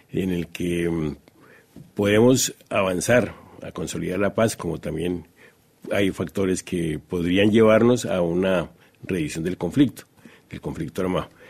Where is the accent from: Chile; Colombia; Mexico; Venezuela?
Colombia; Como colombianos estamos comprometidos con la paz.